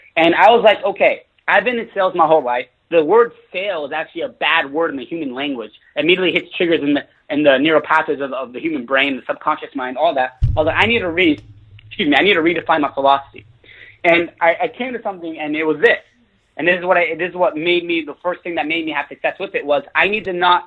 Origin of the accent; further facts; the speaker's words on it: Fresno, California, United States; moved away as an adult; also born or lived in Los Angeles, California; I was living in my hometown where I grew up. It was called Fresno, California.